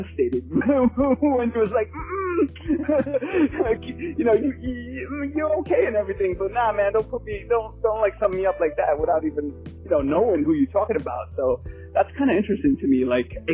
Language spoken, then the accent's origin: English; New York City, New York, United States; growing up in New York City